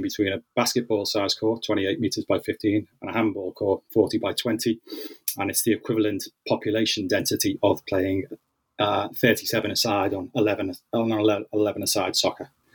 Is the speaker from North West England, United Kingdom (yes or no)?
yes; Liverpool, North West England, United Kingdom; growing up in Liverpool, um, in the northwest of England.